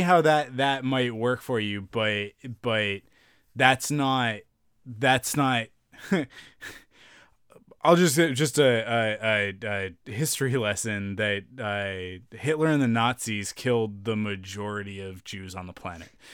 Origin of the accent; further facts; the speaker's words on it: Canada; being Canadian